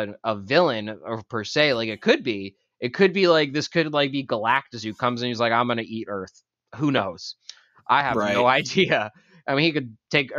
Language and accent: English; Boston, Massachusetts, United States; We're from Boston